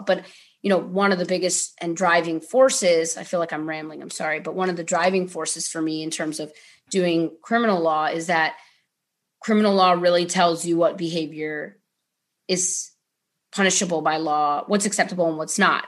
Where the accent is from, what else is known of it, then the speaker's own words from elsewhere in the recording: Ohio, United States; moved away; growing up in Ohio was an interesting experience